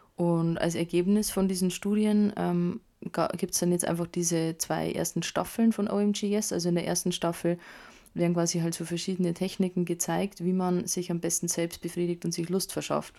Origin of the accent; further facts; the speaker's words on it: Bavaria, Germany; bei uns in Bayern